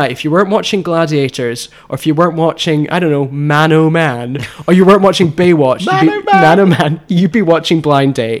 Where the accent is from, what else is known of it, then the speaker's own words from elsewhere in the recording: Glasgow, Scotland, United Kingdom; my hometown of Glasgow